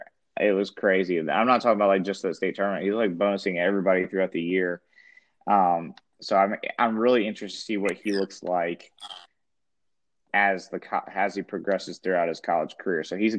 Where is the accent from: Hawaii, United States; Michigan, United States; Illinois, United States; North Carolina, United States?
North Carolina, United States; born or raised there